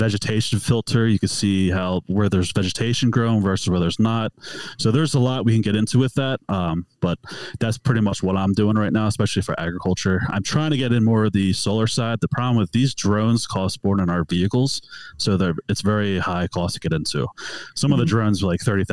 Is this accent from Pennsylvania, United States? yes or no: yes; Philadelphia, Pennsylvania, United States; moved away as an adult; now in Utah, United States; I'm born and raised out of Philadelphia. So I'm from the East Coast